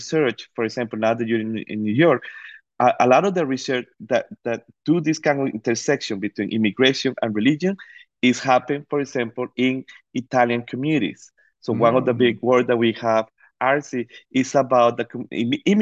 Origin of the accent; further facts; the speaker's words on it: Costa Rica; moved away; I grew up in Costa Rica.